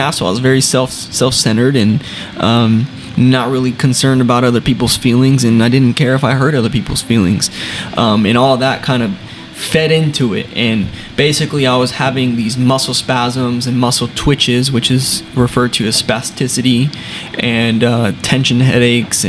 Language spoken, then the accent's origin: English; San Antonio, Texas, United States; I was born and raised here in San Antonio as well.